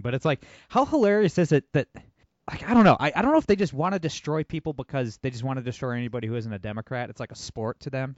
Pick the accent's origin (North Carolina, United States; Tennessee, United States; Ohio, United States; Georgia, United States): Ohio, United States; Toledo; I'm from Toledo, Ohio. It's an extremely blue area